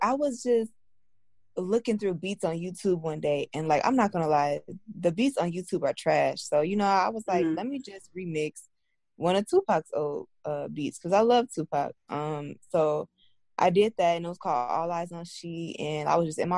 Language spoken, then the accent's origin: English; South Suburbs of Chicago, Illinois, United States; I'm from, like, the South Suburbs. So I'm from Metz, and I grew up in Metz